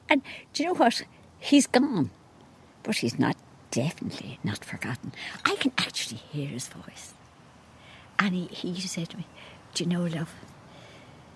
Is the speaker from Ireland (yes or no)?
yes; Dublin, Leinster, Ireland; I was born in Dublin, lived in Dublin all my life